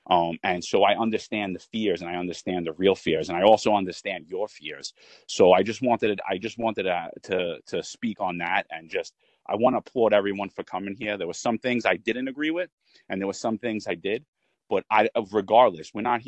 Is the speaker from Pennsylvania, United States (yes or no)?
no; Staten Island, New York, United States; I'm a retired lieutenant. I served 18 years in the NYPD. I grew up in Staten Island.